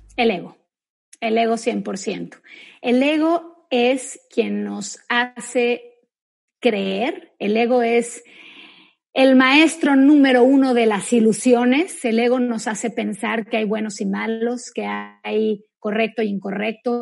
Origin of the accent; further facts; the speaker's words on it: Mexico; yo soy mexicana también como tú